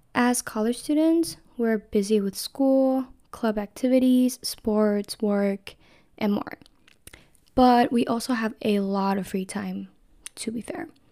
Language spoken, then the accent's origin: English; Taiwan; moved away as an adult; now in San Diego, United States; I am from Taiwan, which is very, very far away from U C S D